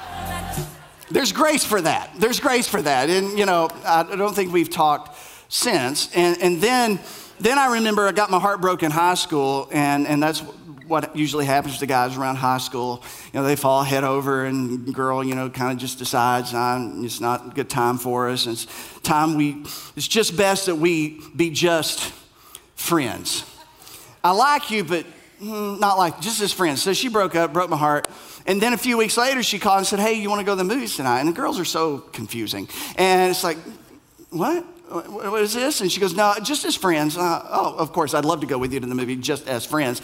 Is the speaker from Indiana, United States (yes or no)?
no; Middlesboro, Kentucky, United States; I'm from this place in Kentucky. I'm from Bell County. I'm from Middlesboro.